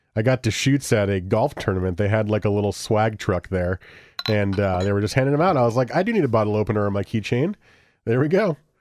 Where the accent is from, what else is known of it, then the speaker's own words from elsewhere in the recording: New Jersey, United States; we got married in New Jersey, which is where I'm from